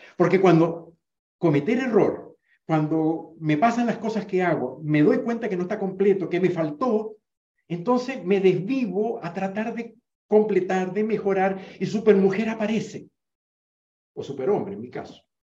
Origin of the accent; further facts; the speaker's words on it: Venezuela; en Venezuela, donde yo me crié, en el Caribe, donde yo me crié